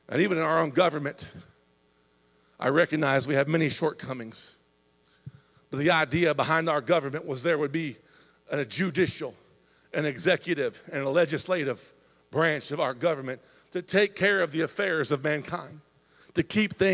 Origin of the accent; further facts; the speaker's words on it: Indiana, United States; I'm from Indiana, about three hour, three hour and 15 minute drive from here.